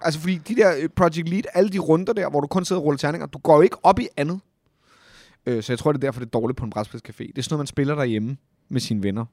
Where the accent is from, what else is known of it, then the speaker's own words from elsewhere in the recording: Copenhagen, Capital Region of Denmark, Denmark; jeg er født og opvokset jo på Amager